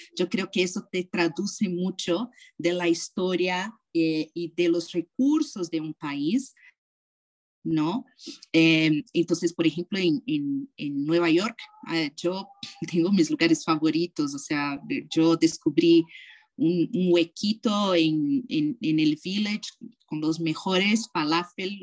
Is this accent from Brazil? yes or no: yes; Brazil; moved away; also born or lived in United States / California; ser brasileira, pero también soy americana